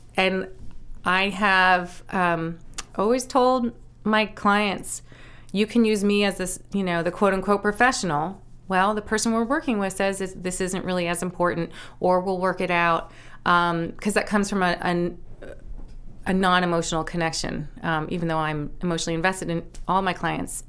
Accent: Nantucket, Massachusetts, United States; also born or lived in New York City; now in Maine, United States; I grew up on Nantucket. My parents, um, moved from New York City in nineteen seventy-one when I was just about three, moved us to the beach

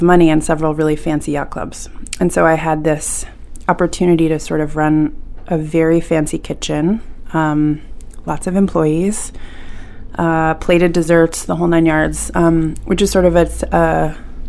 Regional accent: Martha's Vineyard, Massachusetts, United States; moved away as an adult; also born or lived in Northampton, Massachusetts; now in Maine, United States; I would come home to Martha's Vineyard in the summers and work at this kind of dingy, sweaty little pie shop in the back of a general store in my hometown called Allie's.

